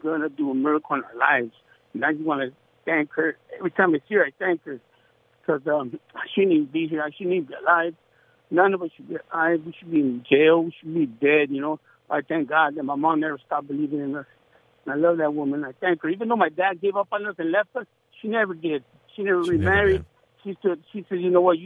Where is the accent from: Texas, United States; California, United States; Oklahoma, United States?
California, United States; Los Angeles; Growing up in Pacoima wasn't easy